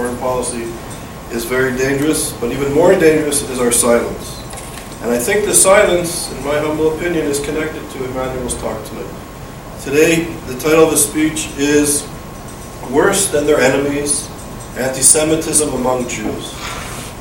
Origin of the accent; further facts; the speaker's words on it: Canada; moved away; also born or lived in Israel; growing up in Canada